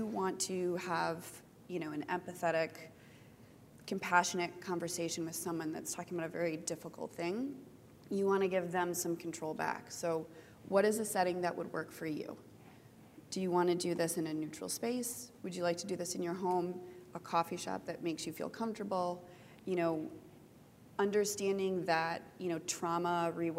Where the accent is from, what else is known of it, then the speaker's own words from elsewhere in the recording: United States; also born or lived in Michigan; I'm an American, and I live in Michigan.